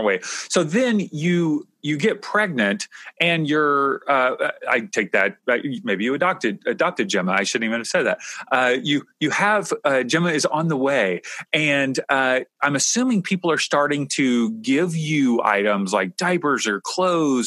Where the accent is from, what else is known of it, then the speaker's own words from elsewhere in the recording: Kentucky, United States; now in Southern California, United States; I grew up in Kentucky